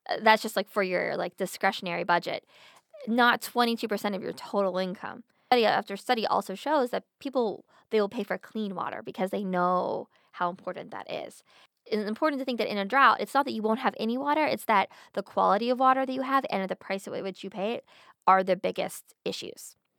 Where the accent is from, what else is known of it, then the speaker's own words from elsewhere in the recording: Pennsylvania, United States; I'm from Pennsylvania